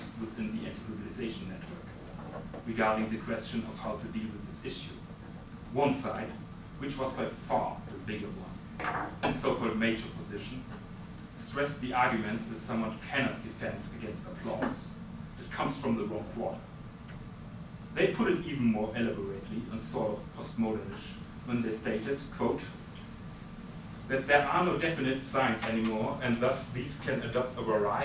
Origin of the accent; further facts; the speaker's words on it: Munich, Bavaria, Germany; my hometown, Munich